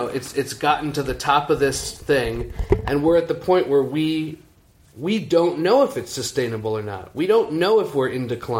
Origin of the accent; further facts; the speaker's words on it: New York City, New York, United States; it's nice to grow up in Manhattan, but it was a really small apartment